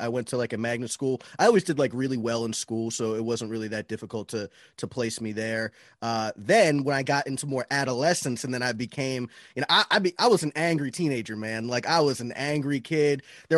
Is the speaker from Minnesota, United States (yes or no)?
no; Florida, United States; Florida, man.